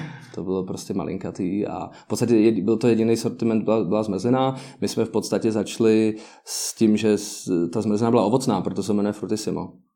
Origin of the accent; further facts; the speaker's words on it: Prague, Czechia; also born or lived in United States; já jsem z Prahy